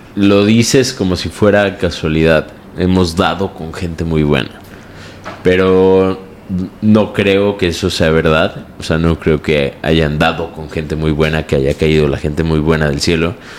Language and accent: Spanish; Mexico; aunque soy mexicano